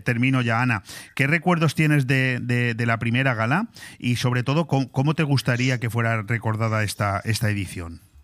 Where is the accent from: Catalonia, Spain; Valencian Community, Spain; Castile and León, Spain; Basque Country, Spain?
Valencian Community, Spain; Benidorm; nosotros somos de Benidorm, yo he sido concejal también aquí en el ayuntamiento de Benidorm